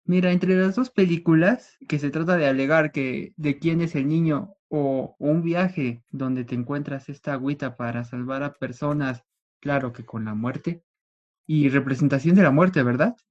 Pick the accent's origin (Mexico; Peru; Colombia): Mexico; nuestro querido México